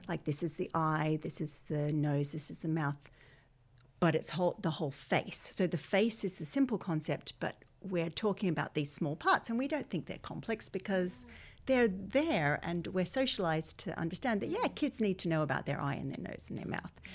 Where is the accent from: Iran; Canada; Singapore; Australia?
Australia; accent: Australian; moved away as an adult; now in Ireland; my accent is Australian, but I've lived here twenty-one years